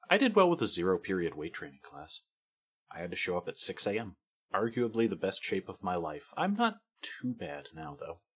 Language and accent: English; California, United States; I am from California